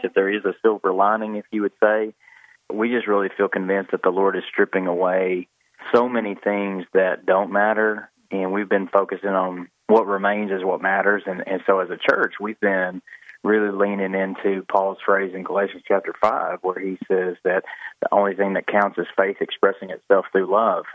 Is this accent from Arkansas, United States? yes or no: yes; Jonesboro, Arkansas, United States; I grew up in Jonesboro.